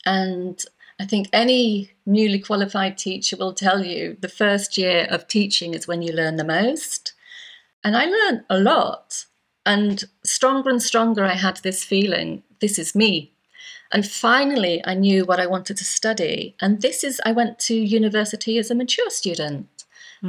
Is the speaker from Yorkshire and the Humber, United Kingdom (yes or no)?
yes; Yorkshire and the Humber, United Kingdom; also born or lived in Cyprus; I am indeed British. I'm English. I'm from the northeast, from North Yorkshire. But before I was 10, I'd spent 6 years of my life living in Cyprus because of my dad's job.